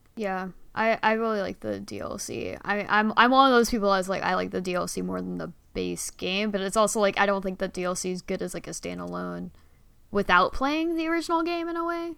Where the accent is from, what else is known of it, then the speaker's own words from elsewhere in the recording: Bay Area, California, United States; also born or lived in San Diego; I moved so to the Bay Area when I was like in kindergarten